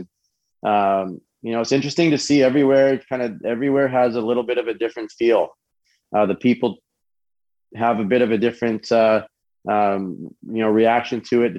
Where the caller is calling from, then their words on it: Fort Lauderdale, Florida, United States; Right now I'm in Fort Lauderdale, Florida, and I've been in traveling over the past few weeks between a number of different states here